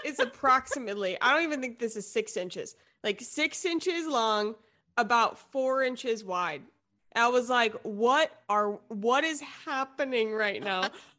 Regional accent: Charleston, South Carolina, United States; also born or lived in Fort Mill, South Carolina / Columbia, South Carolina; I'm from Charleston, live in Charleston, went to college in Columbia. I lived in a little town next to Charlotte in Fort Mill, South Carolina for like a hot minute for my schooling.

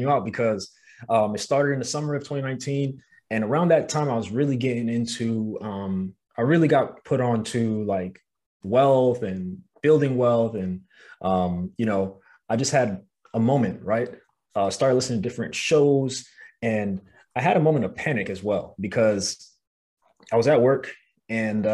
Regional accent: New York City, New York, United States; moved away as an adult; now in Los Angeles, United States; I'm from Brooklyn, New York

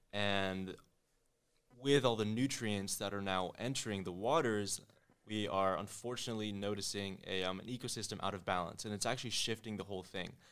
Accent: New Delhi, Delhi, India; also born or lived in Connecticut; now in Miami, United States; I was born in Connecticut, but I was raised in New Delhi, India

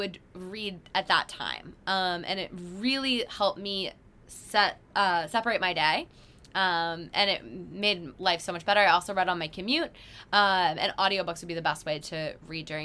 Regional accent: Massachusetts, United States; I'm from Massachusetts.

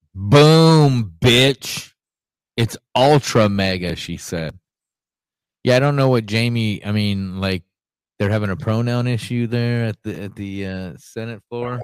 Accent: Ohio, United States; moved away; yesterday, my hometown

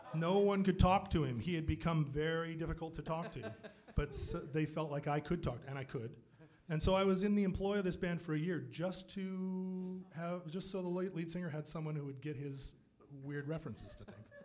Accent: Anchorage, Alaska, United States; moved away; I grew up in Anchorage

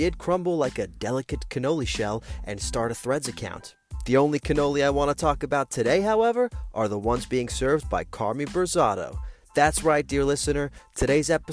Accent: Italy; moved away; I grew up in Italy

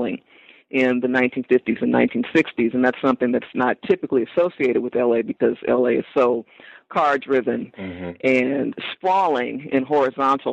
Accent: Los Angeles, California, United States; born or raised there

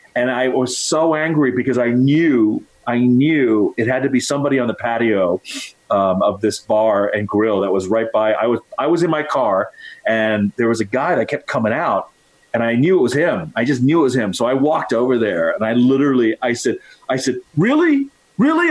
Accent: United States; being Chinese American

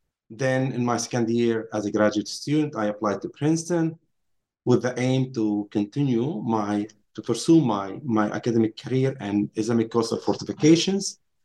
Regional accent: Nazareth, Northern District, Israel; Yes, I grew up in Nazareth, Palestine, Israel today. I went to high school in Nazareth

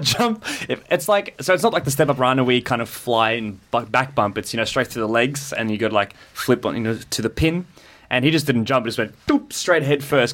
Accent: South Africa; now in Australia; when I was growing up in South Africa. Um, when I first moved over here

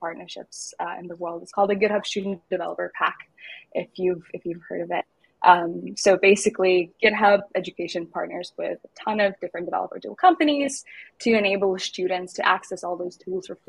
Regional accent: Lithuania; moved away; also born or lived in Spain / Edinburgh; I hail from Lithuania.

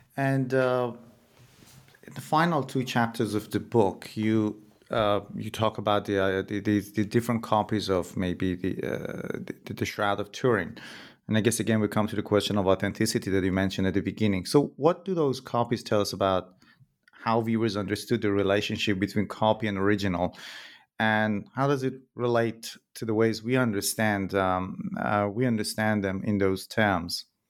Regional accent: Iran; moved away as an adult; I'm originally from Iran myself, and I remember when I was a kid, there were people who would go to some shrines in different cities in Iran

